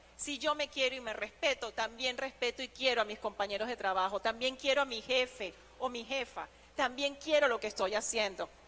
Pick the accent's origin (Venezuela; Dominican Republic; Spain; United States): Venezuela; moved away as an adult; nosotros los venezolanos